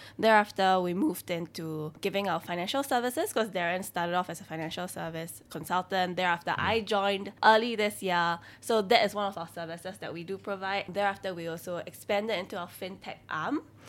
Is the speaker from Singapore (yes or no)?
yes; Singapore; accent: Singaporean; So yeah, but I always grew up here, so I feel very Singaporean.